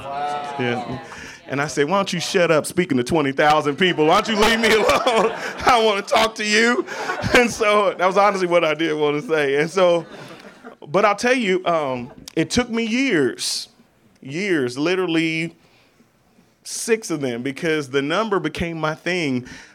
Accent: St. Louis, Missouri, United States; also born or lived in California; now in Laurel, United States; My family wasn't born there. I was born in St. Louis, Missouri, which we all know is right underneath Bethlehem.

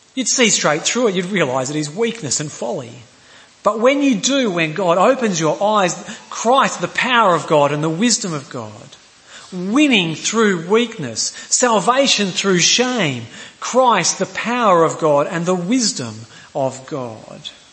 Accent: Queensland, Australia; I'm a Queenslander

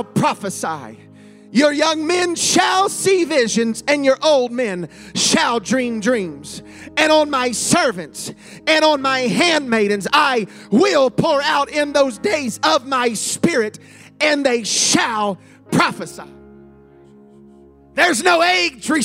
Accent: Ohio, United States; I grew up in Ohio

